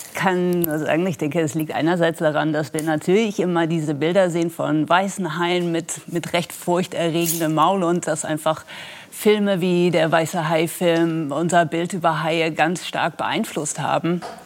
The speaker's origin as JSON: {"language": "German", "country": "Netherlands", "tie": "born or raised there", "moved": "yes", "said": "ich bin selber an der Nordsee aufgewachsen, am Wattenmeer in den Niederlanden"}